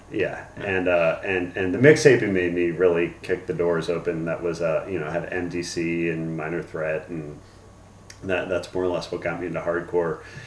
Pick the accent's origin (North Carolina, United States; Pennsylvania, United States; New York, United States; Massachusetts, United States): Pennsylvania, United States; Newtown Square; also born or lived in Arizona; I was born in Arizona, grew up in Newtown Square in uh, Pennsylvania, which is a suburb about 30 minutes outside of Philadelphia